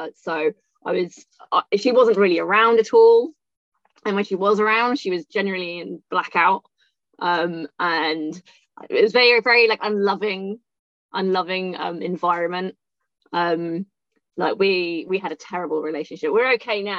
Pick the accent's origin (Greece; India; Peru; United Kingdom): United Kingdom; moved away as an adult; also born or lived in Thailand / Laos / Cambodia / Australia; now in London, United Kingdom; I was born just outside London. And then I moved to London when I was 18